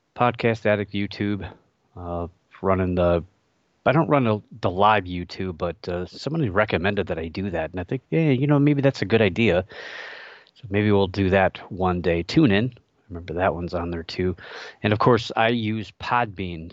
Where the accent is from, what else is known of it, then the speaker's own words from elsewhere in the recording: Ohio, United States; my home state of Ohio